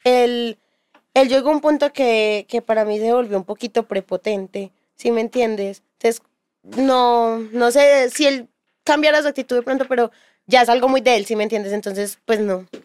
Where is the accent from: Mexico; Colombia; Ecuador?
Colombia; Bello, Antioquia; also born or lived in Castilla, Medellín; yo soy de Bello